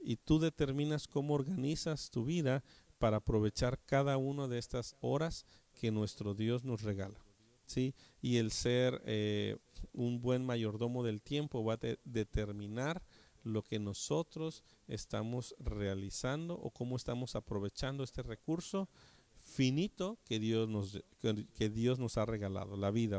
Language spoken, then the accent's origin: Spanish; Mexico; nosotros como eh, mexicanos